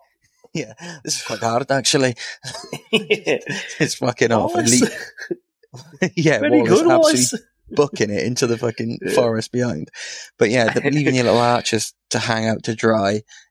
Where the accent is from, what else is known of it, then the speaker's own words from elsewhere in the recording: Wales, United Kingdom; as Welsh boys...